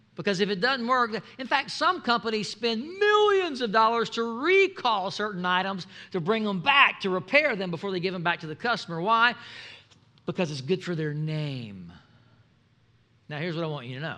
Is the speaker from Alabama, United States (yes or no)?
yes; Mobile, Alabama, United States; I'm from uh, I'm from Mobile, Alabama